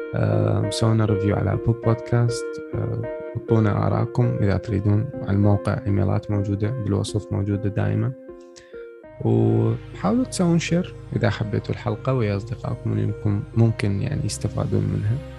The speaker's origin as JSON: {"language": "Arabic", "country": "Iraq", "said": "احنا عندنا بالعراق"}